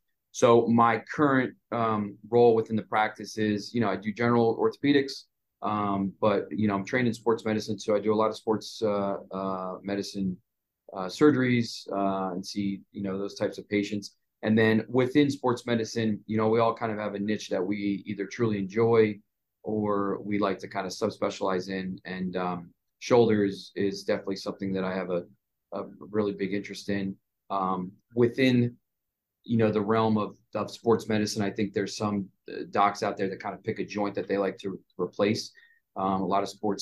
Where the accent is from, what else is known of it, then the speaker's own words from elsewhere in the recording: Montgomery County, DC, Maryland, United States; also born or lived in New York City / California; Came back to the area where I grew up in Montgomery County, which is about 20, 30 minutes outside of Washington, DC.